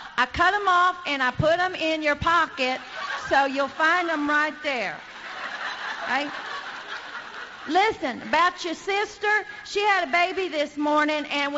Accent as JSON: {"language": "English", "region": "Arkansas", "country": "United States", "said": "We're from Arkansas"}